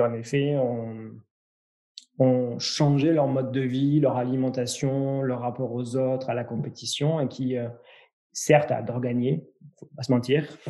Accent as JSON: {"language": "French", "country": "France", "said": "chez nous en France"}